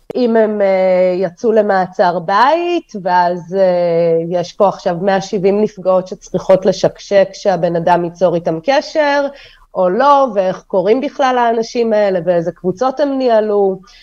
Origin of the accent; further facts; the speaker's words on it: Holon, Tel Aviv District, Israel; also born or lived in Kyiv, Ukraine; גדלתי בחולון, הסתובבתי המון בתל אביב